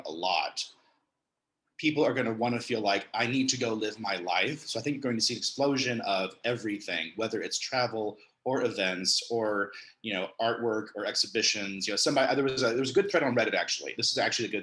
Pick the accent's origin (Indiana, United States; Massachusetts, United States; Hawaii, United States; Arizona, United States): Indiana, United States; Southern; also born or lived in Chicago, United States; now in San Francisco, United States; I'm from Southern Indiana